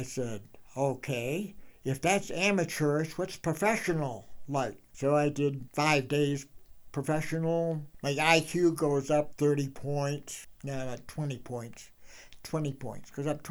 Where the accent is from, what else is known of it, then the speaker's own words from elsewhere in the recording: Maine, United States; moved away as an adult; now in Jackson, United States; my home state in Maine